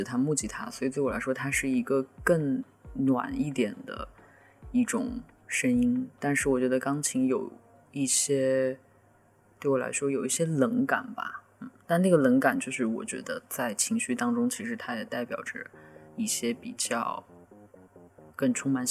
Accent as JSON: {"language": "Chinese", "region": "northern China", "country": "China", "said": "作为一个北方人，风并没有什么太好的经。"}